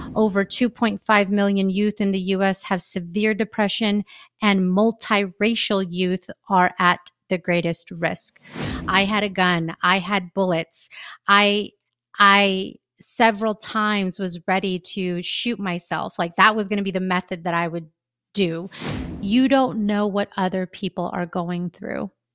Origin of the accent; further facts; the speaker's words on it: United States; I am a Filipino American